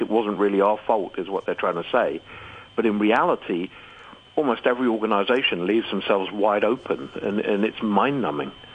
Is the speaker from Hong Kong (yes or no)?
yes; Hong Kong; I'm a citizen of Hong Kong. I was born in Hong Kong. I I live in Hong Kong